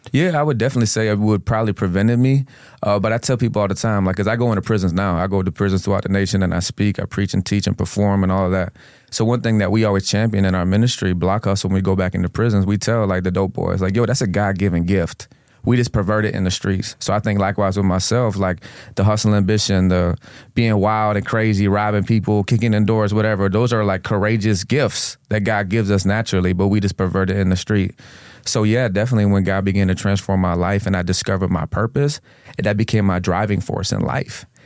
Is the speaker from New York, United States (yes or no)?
no; Venice, Florida, United States; also born or lived in Houston, Texas / Tampa, Florida; the city that I grew up in, in, I grew up in in Sarasota County is Venice